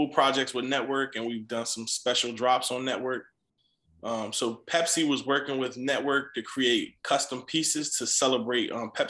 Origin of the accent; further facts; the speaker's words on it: East Coast, United States; You know, it was ideal that I was from the East Coast